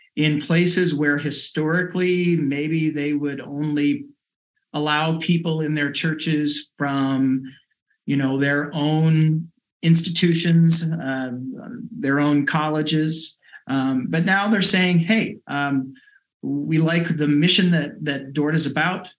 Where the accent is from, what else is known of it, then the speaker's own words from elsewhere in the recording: Sully, Iowa, United States; also born or lived in Pella, Iowa; born and raised in South Central Iowa, um, grew up in Sully CRC, and then right before um, uh, my last year of high school, moved to Pella with my family.